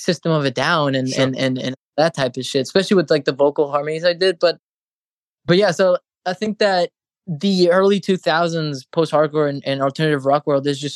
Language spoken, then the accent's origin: English; Chile; moved away; because I'm from Chile.